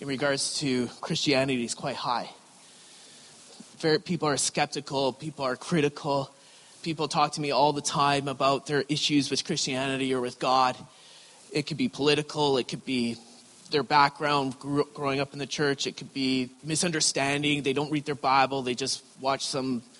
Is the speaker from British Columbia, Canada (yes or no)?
yes; Creston, British Columbia, Canada; also born or lived in Richmond, BC; I grew up in a small little town in Creston, BC